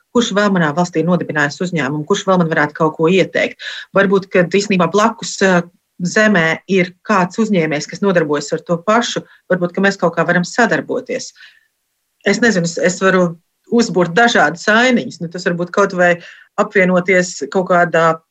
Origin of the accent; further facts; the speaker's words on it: Latvia; moved away as an adult; also born or lived in Belgium; now in Sweden; es esmu no Latvijas